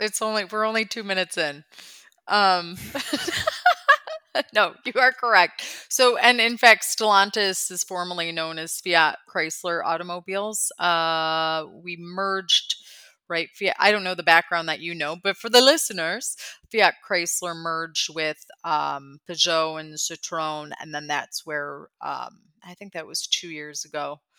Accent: Midwest, United States; I'm from the Midwest, so I'm just not going to get mad.

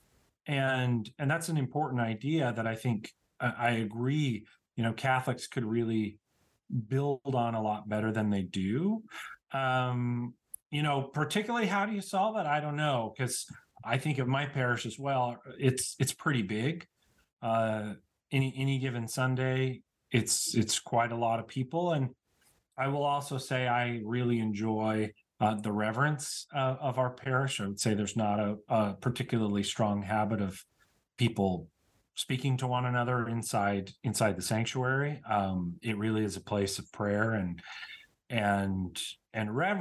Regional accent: Utah, United States; I'm from the other side of the state

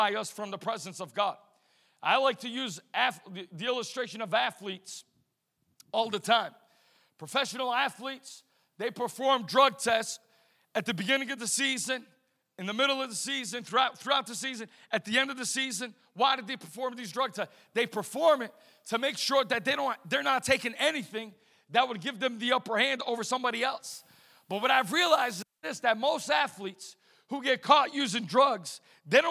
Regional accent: right outside of Boston, Massachusetts, United States; I was raised right outside of Boston, Massachusetts.

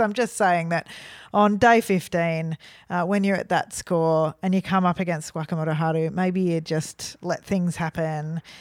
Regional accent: Melbourne, Victoria, Australia; we're from Melbourne.

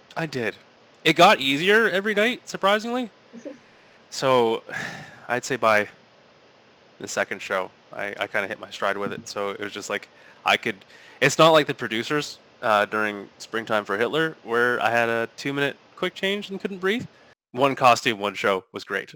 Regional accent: Sarnia, Ontario, Canada; growing up in Sarnia

